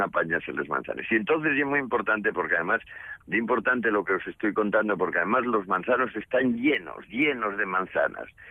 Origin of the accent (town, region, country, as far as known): Asturias, Spain